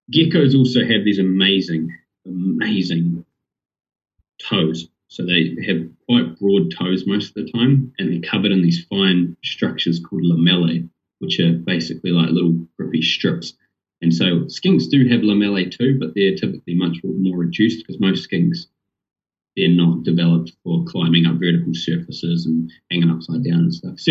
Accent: Rotorua, Bay of Plenty, New Zealand; now in Dunedin, New Zealand; I'm actually from Rotorua on the North Island.

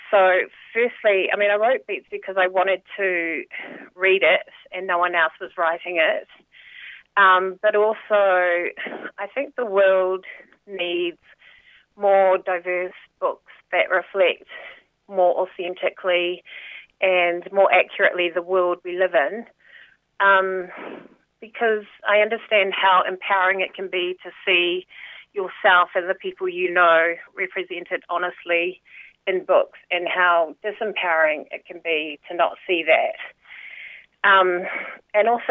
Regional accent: Porirua, Wellington, New Zealand; So I grew up in Porirua in the 1970s, 80s, so I have that second-generation Cook Islander experience in New Zealand

